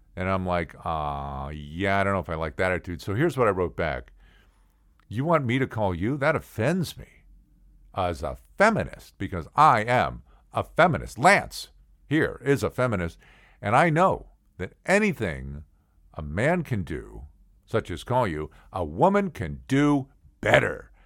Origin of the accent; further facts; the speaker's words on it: St. Louis, Missouri, United States; I grew up in St. Louis